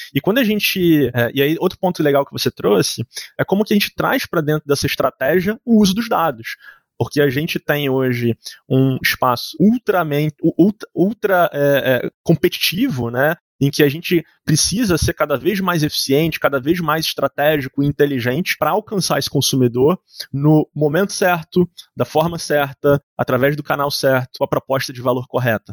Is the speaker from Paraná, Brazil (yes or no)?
no; Rio de Janeiro, Brazil; eu, eu sou carioca